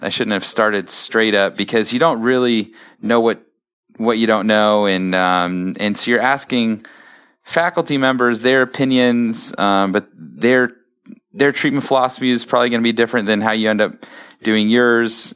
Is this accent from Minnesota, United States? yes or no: no; Columbus, Ohio, United States; I'm from Columbus, my wife is from Cleveland, and so we wanted to stay in this area